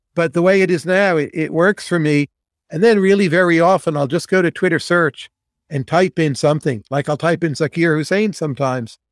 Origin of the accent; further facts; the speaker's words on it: United States; I grew up near New York City on the bus line